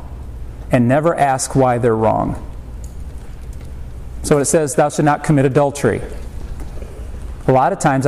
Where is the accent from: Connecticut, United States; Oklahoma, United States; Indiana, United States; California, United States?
Indiana, United States; South Bend; I was born and raised in South Bend, Indiana